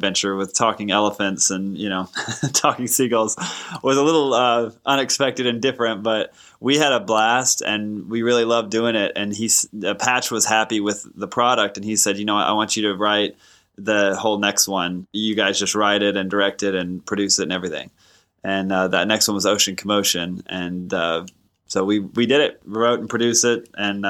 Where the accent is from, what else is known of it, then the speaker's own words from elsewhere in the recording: Texas, United States; I grew up in Texas, and that's the first time I heard it. I would have been probably two or three.